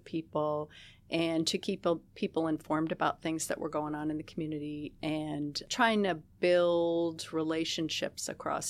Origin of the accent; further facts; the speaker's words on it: New York, United States; now in Seattle, United States; since I'm not from Seattle, I don't so much have that emotional reaction of longing for the old Seattle. I'm used to places that change and grow, coming from different places in New York State.